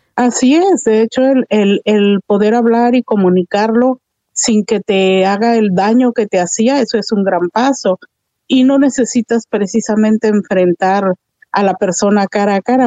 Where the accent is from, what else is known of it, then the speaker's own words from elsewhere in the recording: Mexico; como buenas mexicanas